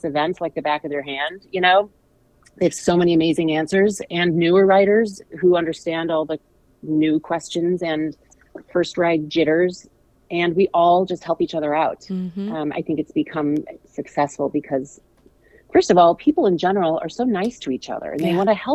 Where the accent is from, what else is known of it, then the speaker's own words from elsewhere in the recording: St. Louis, Missouri, United States; I'm from St. Louis